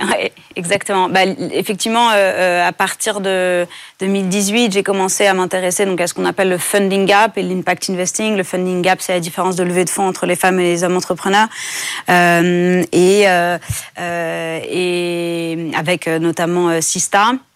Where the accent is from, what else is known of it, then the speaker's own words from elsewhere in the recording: France; j'ai grandi en France